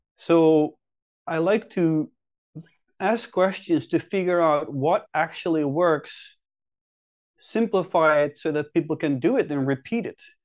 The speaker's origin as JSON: {"language": "English", "country": "Netherlands", "moved": "as an adult", "lives_now": "Helsinki, Finland", "said": "I'm originally, originally from the Netherlands. I've been living in Finland, Helsinki now for eight or nine years"}